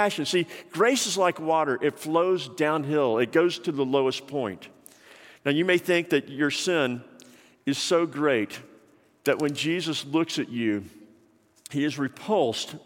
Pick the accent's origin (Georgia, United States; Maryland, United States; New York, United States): Georgia, United States; Atlanta; when I was growing up in Atlanta